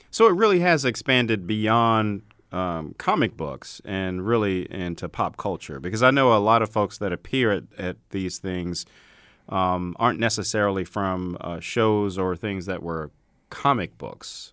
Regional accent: Baltimore, Maryland, United States; moved away; my hometown of Baltimore.

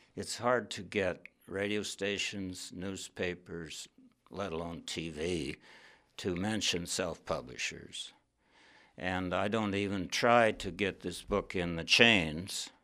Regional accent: Wyoming, United States; moved away as an adult; also born or lived in Yellow Springs, Ohio / northern New York; I grew up in Wyoming

